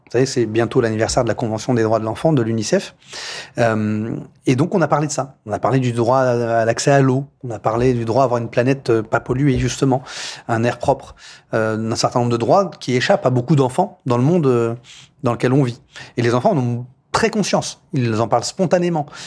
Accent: Poissy, Île-de-France, France; Je suis né ici, à, à l'hôpital de Poissy. J'ai grandi dans l'école de la République

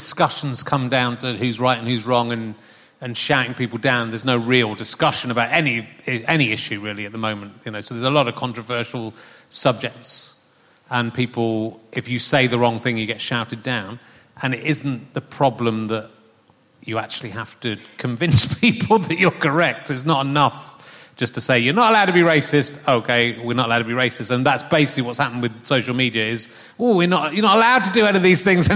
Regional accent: Somerset, South West England, United Kingdom; also born or lived in Loughborough; growing up in Somerset

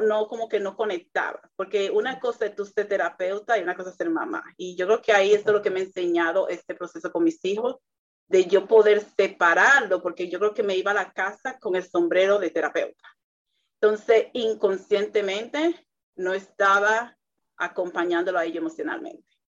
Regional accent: Dominican Republic; para mi cultura, que soy dominicana

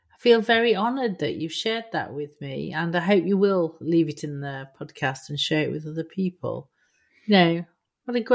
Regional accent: Immingham, Yorkshire and the Humber, United Kingdom; I come from Immingham

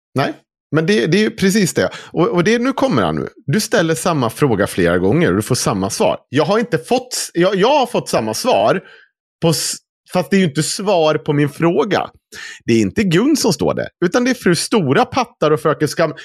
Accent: Dalarna County, Sweden; accent: Dalarna dialect (dalmål); jag är född i Dalarna

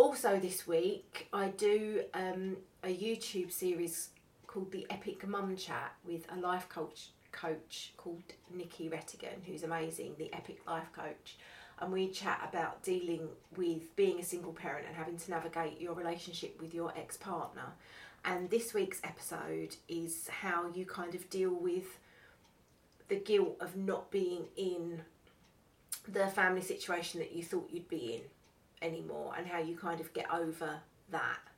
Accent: Essex, East of England, United Kingdom; I'm from Essex. I'm an Essex girl

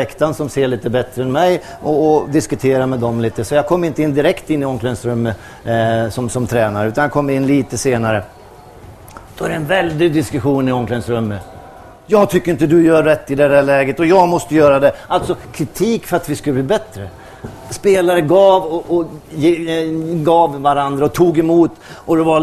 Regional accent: Brazil; Jag kommer ju från Brasilien.

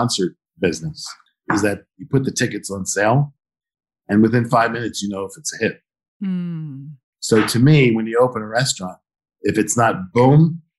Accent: Philadelphia, Pennsylvania, United States; So I think my favorite restaurant is the restaurant that I grew up with in South Philadelphia, which is like the Brooklyn of Philly, sort of an Italian neighborhood.

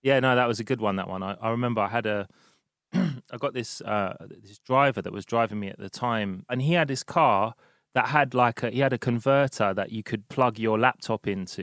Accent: London, United Kingdom; i've been in london since first week of march

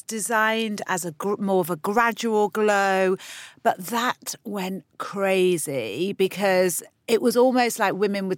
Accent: London, United Kingdom; we're from London

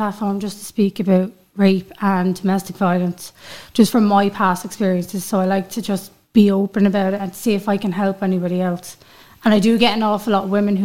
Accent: Dublin, Leinster, Ireland; now in Louth, Ireland; I'm originally from Crumlin, but I live in Louth

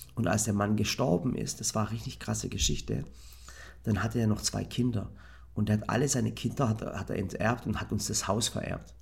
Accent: Germany; ich hatte natürlich eine Kindheit im Dorf

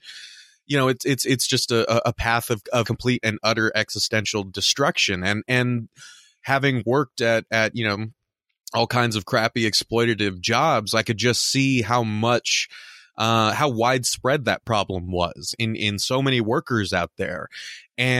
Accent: Southern California, United States; now in Midwest, United States; We're both from Southern California. Now we're in the Midwest.

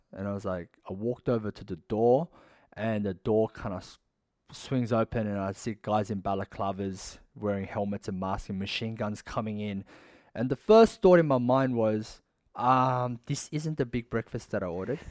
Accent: Sydney, New South Wales, Australia; I was born and raised in Sydney.

